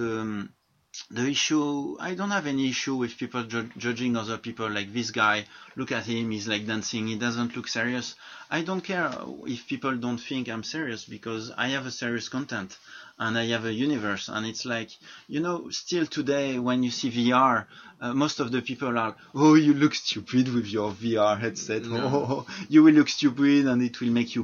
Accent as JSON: {"language": "English", "country": "France", "said": "I'm from France"}